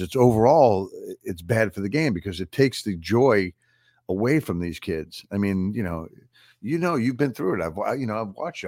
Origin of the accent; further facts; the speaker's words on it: Long Island, New York, United States; Paul and I grew up on Long Island at the same time